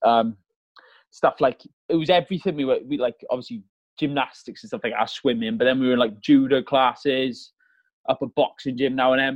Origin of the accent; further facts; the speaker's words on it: Malvern, West Midlands, United Kingdom; moved away as an adult; also born or lived in Merthyr Tydfil, Wales; I'm originally from Merthyr Tydfil in South Wales, uh, but when I was a youngster, well, I was seven years old. We moved up in England in a place called Malvern